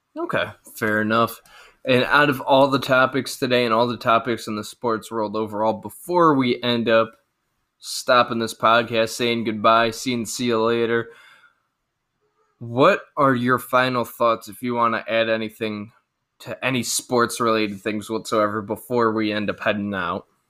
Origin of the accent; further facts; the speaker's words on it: Cleveland, Ohio, United States; we're from Cleveland